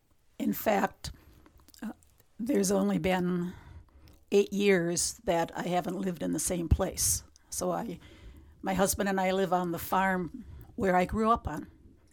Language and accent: English; Wisconsin, United States; So I grew up in St. Augustine, Reefs Mills. Tiny little parish, beautiful setting at the top of a hill.